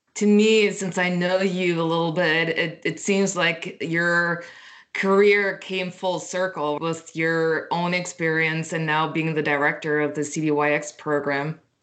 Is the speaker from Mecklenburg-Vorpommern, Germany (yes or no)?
no; Berlin, Germany; moved away; growing up in Berlin